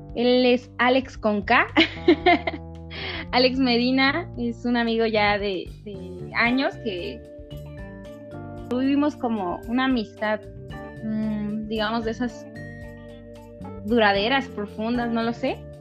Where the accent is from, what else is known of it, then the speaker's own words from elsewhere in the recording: Valle de Chalco, State of Mexico, Mexico; mi pueblo natal, Valle de Chalco